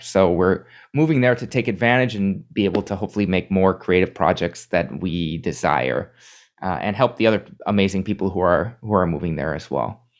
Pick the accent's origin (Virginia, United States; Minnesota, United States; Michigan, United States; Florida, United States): Minnesota, United States; now in New York, United States; my home state of Minnesota